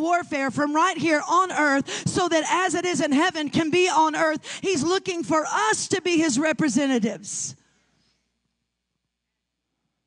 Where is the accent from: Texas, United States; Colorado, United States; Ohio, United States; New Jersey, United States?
Texas, United States; I grew up in Texas